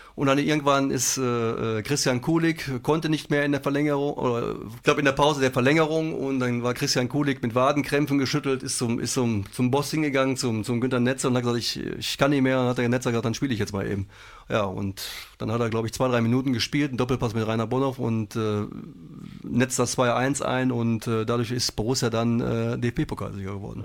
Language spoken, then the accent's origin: German; Wesel, North Rhine-Westphalia, Germany; Wir kommen aus Wesel ursprünglich, gebürtig.